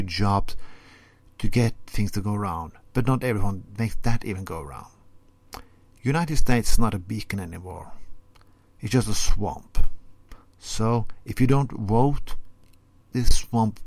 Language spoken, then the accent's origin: English; Norway; first language Norwegian; English is a second language; I'm speaking Norwegian as my first language.